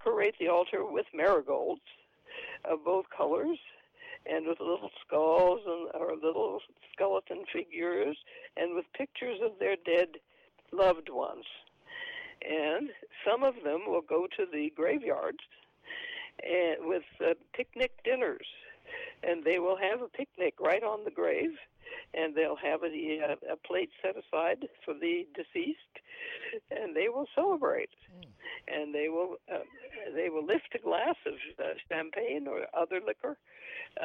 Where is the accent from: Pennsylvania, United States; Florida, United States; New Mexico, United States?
New Mexico, United States; Alamogordo; also born or lived in Rochester, New York; now in San Antonio, United States; I was born in New Mexico, but way back then, I think the Anglos were so dominant, even in Alamogordo, New Mexico, where 60% of the population was Hispanic. We knew nothing of the Day of the Dead.